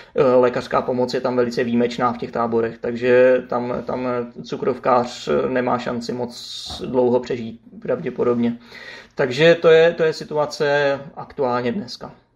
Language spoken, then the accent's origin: Czech; Czechia; my jsme Češi